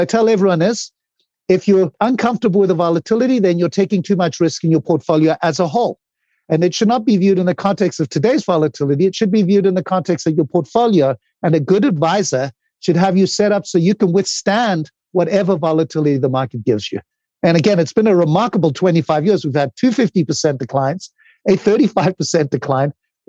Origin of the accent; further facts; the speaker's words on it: Zimbabwe; moved away; when I came from Zimbabwe, I'd built two companies.